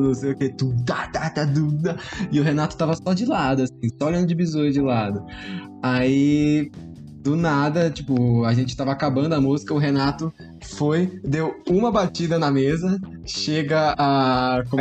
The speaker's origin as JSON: {"language": "Portuguese", "town": "Santos", "region": "São Paulo", "country": "Brazil", "said": "a gente é de Santos, né? Então faz um calor da porra e todo mundo é de chinelo"}